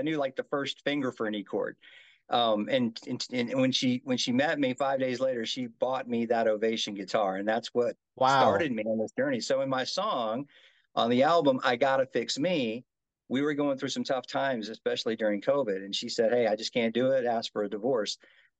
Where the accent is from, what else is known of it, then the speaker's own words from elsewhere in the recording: Mobile, Alabama, United States; also born or lived in Japan / Mississippi / Tennessee / Florida; now in Las Vegas, United States; I'm a kid from I guess you could say I'm a kid from Mobile, Alabama. So I was born and bred. I was actually born in Japan, but my father being military grew up